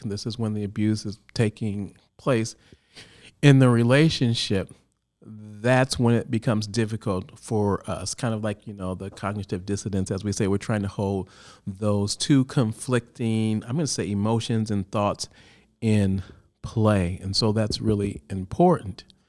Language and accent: English; Chicago, Illinois, United States; now in California, United States; originally, I'm from Chicago